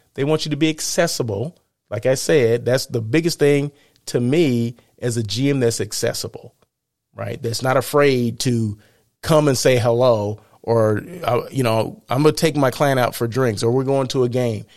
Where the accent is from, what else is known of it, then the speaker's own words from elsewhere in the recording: Blythe, California, United States; moved away; I was in Blythe, my hometown